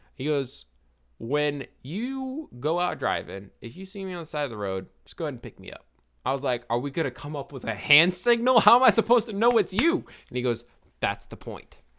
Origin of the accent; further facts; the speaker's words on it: Forest Hill, Louisiana, United States; I was raised in Forest Hill, Louisiana